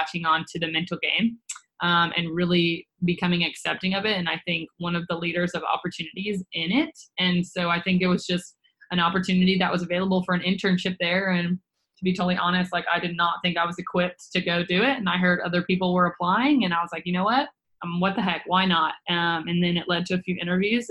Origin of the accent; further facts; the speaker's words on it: Nashville, Tennessee, United States; originally born and raised in Nashville, Tennessee